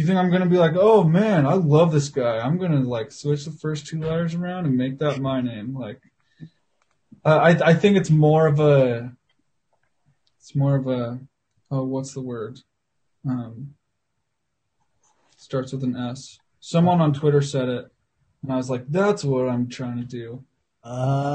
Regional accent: Salt Lake City, Utah, United States; I'm in Salt Lake right now, and I grew up in Salt Lake.

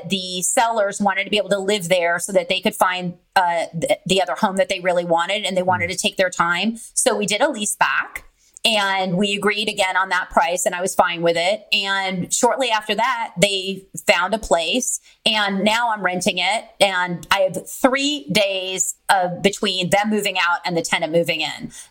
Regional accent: California, United States; now in San Antonio, United States; Property taxes are very high here. But I came from California, so nothing's that expensive.

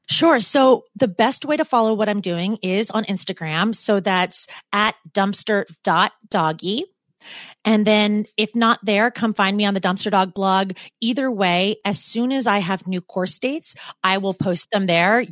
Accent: Portland, Oregon, United States; moved away as an adult; now in New York, United States; I'm from Portland, and Portland is just such an easy place to be.

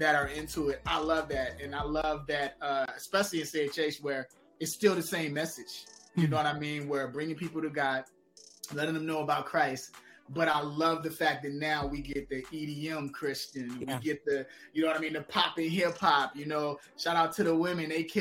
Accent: Chicago, Illinois, United States; growing up in Chicago

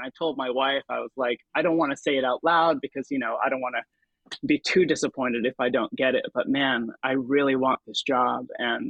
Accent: Philippines; now in United States; But then for me, growing up as a Filipino-American immigrant

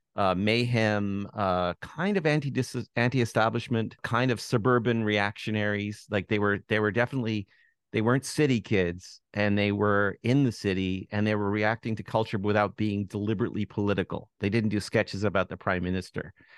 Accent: Toronto, Ontario, Canada; I am from Toronto and I grew up in Toronto

